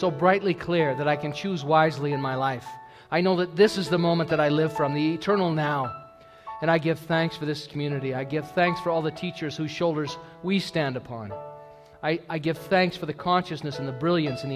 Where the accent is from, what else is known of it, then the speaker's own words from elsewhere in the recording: United States; moved away as an adult; I'm an American